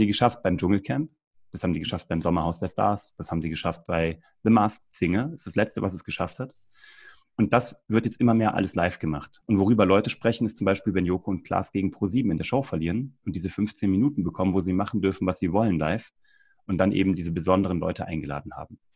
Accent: Kassel, Hesse, Germany; moved away as an adult; also born or lived in Cologne; im offenen Kanal Kassel, wo ich herkomme

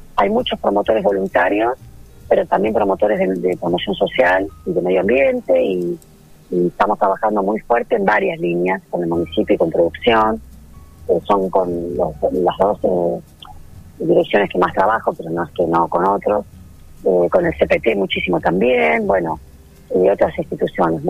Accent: Mar del Plata, Buenos Aires Province, Argentina; moved away as an adult; also born or lived in Balcarce; now in Bordenave, Argentina; Yo soy de Mar del Plata

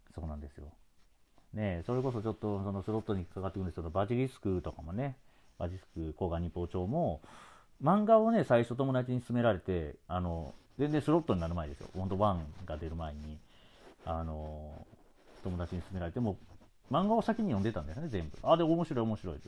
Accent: Osaka, Japan; 僕大阪出身なもんで

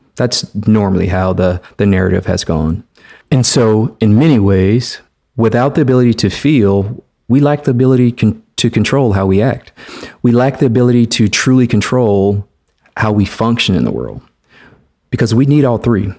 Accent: Mobile, Alabama, United States; I am a black man who was born and raised in the South, Mobile, Alabama, to be exact

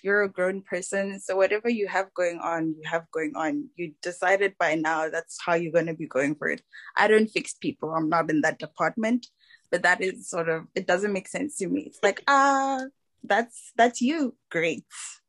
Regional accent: South Africa; South Africa.

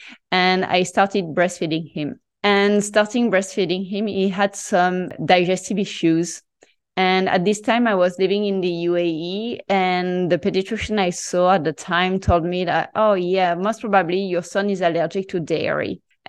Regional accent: Marseille, Provence-Alpes-Côte d'Azur, France; English is a second language; So I'm so French, and I grew up in Marseille having traditional Mediterranean diet.

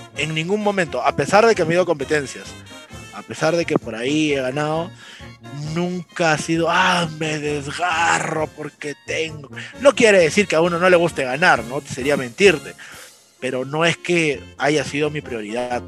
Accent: Cartavio, La Libertad, Peru; yo soy de la ciudad de Trujillo, bueno, en realidad soy de Cartavio

